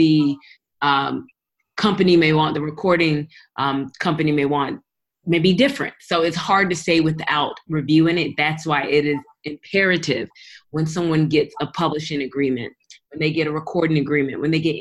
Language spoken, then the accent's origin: English; Raleigh, North Carolina, United States; now in Atlanta, United States; I am an entertainment attorney based in Atlanta, Georgia, originally from Raleigh, North Carolina, but I am originally Nigerian. I am first generation American